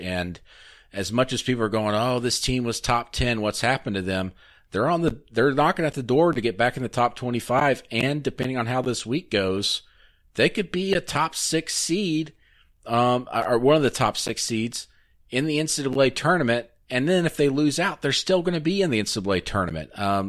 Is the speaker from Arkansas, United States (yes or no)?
yes; Arkansas, United States; moved away; when I was growing up in Arkansas.